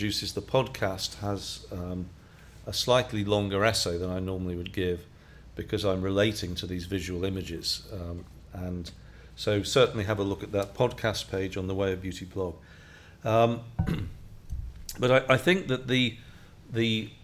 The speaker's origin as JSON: {"language": "English", "country": "United Kingdom", "said": "I'm British, so I'm from Europe"}